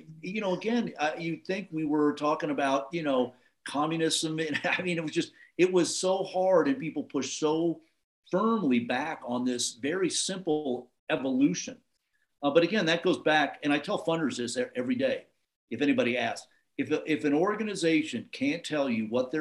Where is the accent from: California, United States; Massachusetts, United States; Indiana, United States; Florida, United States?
California, United States; Anaheim; moved away; also born or lived in Los Angeles; I grew up out in Anaheim, the tragic kingdom, when I was a kid